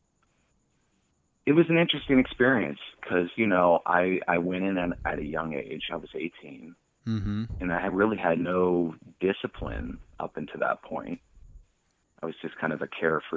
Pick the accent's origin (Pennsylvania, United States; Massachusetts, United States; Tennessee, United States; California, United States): Pennsylvania, United States; Erie; moved away as an adult; I grew up in Erie, PA. It is, right there in between Cleveland and Buffalo, New York, right along Lake Erie there